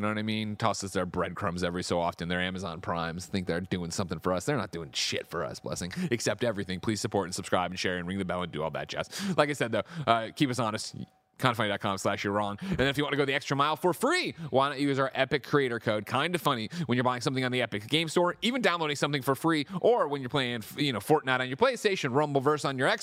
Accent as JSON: {"language": "English", "region": "Midwest", "country": "United States", "tie": "born or raised there", "said": "I grew up in the Midwest."}